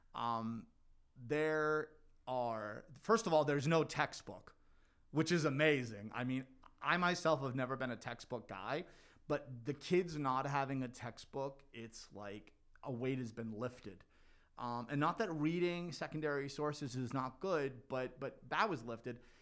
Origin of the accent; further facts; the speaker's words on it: North Hanover, Massachusetts, United States; now in Melrose, United States; I grew up in North Hanover.